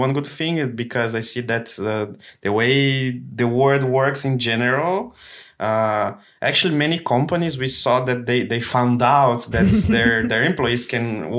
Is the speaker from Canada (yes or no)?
no; Brazil; English is a second language; no, but you know we speak English, but this is not our mother language.